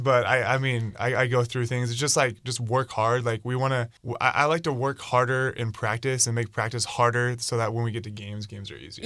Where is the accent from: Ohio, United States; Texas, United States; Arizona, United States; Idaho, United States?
Idaho, United States; moved away as an adult; now in Bainbridge, United States; my hometown of Idaho